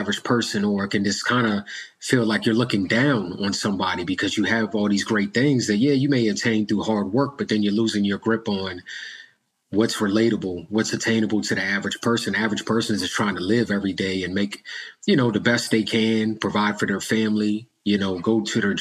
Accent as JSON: {"language": "English", "country": "United States", "accent": "American", "said": "being an African-American, you know, being from here in America"}